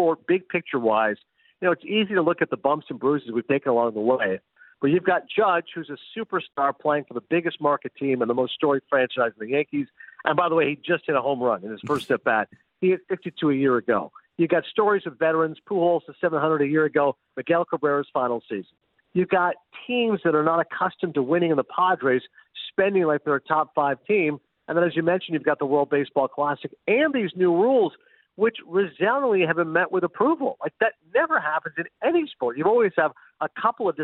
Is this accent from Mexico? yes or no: no; Canada; as a Canadian